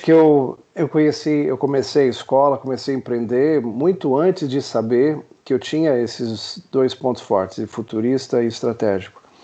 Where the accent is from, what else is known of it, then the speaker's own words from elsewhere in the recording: Niterói, Rio de Janeiro, Brazil; sou de Niterói.